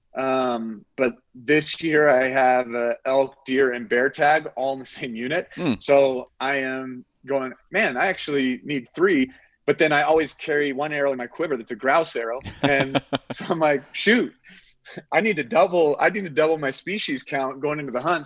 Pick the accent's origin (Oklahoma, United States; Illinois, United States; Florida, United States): Oklahoma, United States; moved away as an adult; now in Colorado, United States; I grew up in Oklahoma fishing